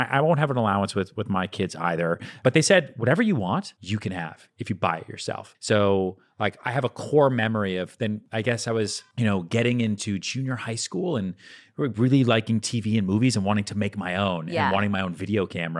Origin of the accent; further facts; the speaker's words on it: Boston, Massachusetts, United States; now in New York, United States; I grew up outside Boston, went to high school outside Boston.